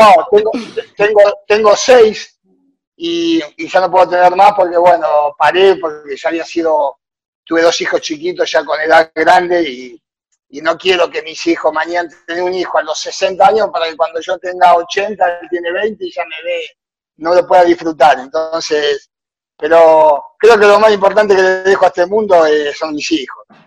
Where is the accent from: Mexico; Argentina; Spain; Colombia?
Argentina; moved away as an adult; now in Honduras; hago lo mismo que hacía en Argentina